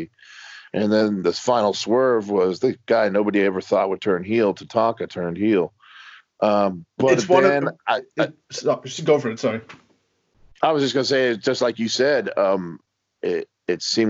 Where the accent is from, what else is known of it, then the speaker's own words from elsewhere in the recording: Miami, Florida, United States; I grew up in Miami, Florida